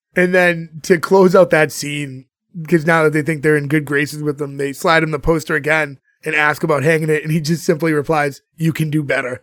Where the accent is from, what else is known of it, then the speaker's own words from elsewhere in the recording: Boston, Massachusetts, United States; we're all from Boston.